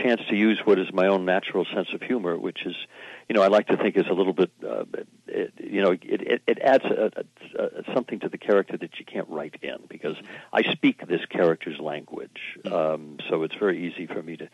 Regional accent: Kittery, Maine, United States; when I grew up and when in Kittery, Maine there.

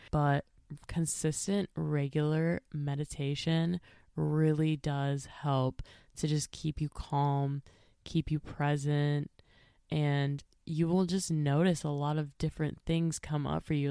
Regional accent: Minnesota, United States; I am not even from Nebraska. I'm from Minnesota

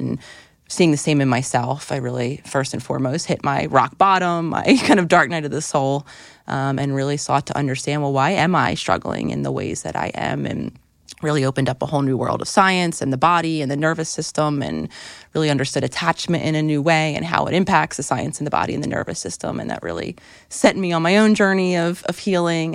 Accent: Philadelphia, Pennsylvania, United States; moved away; being in Philadelphia, which was my hometown where I thought I wanted to live, for the foreseeable future

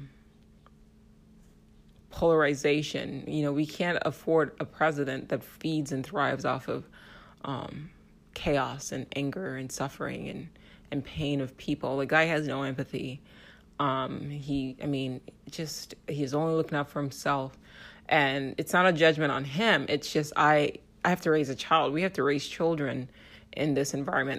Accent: United States; as an American

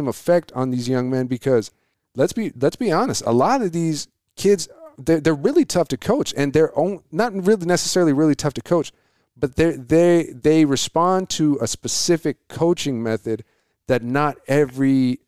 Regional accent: Coolidge, Arizona, United States; I was like, I'm from Coolidge. I would never do that. I was like, I know plenty of people from Coolidge that would never do that.

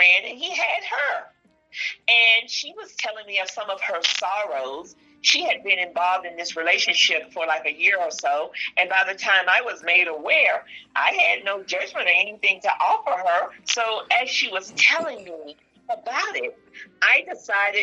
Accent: Mississippi, United States; I'm from Mississippi

